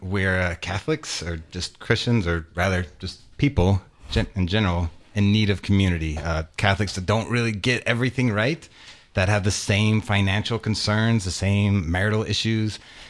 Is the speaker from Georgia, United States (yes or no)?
no; Louisiana, United States; We're both from Louisiana. We met at LSU. Go Tigers.